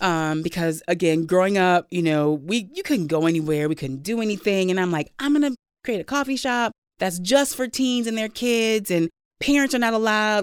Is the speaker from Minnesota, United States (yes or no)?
yes; Saint Paul, Minnesota, United States; I grew up in Saint Paul